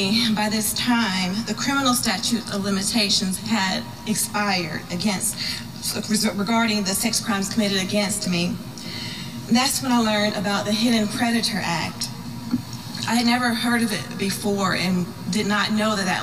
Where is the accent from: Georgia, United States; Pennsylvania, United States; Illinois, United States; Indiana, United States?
Georgia, United States; Columbus; I'm from Columbus, Georgia